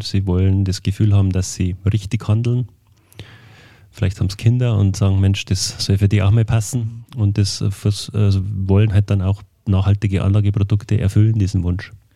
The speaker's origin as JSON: {"language": "German", "area": "Berchtesgadener Land", "region": "Bavaria", "country": "Germany", "said": "ich komme ja aus dem Berchtesgadener Land"}